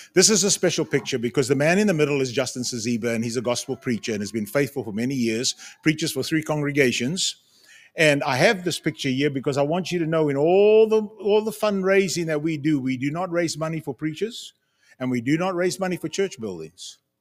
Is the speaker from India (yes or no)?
no; Zimbabwe; moved away; also born or lived in Cape Town, South Africa / United States; I was born in Cape Town, grew up in Zimbabwe, South Africa, born in South Africa, grew up in Zimbabwe.